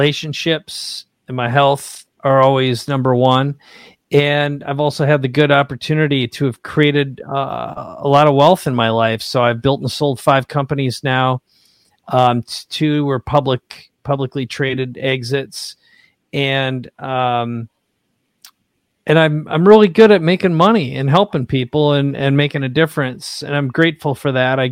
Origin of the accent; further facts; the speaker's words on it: Minnesota, United States; also born or lived in San Diego, California; now in La Jolla, United States; I grew up in Minnesota